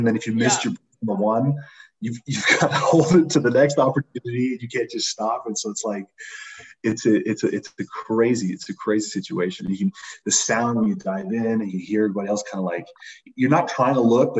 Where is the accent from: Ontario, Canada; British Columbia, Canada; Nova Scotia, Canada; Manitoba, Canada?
Ontario, Canada; London; Yeah, I think London's been a very interesting city. When you kind of compare it to most across Canada, we seem to have a very strange density of retired athletes that end up being great coaches.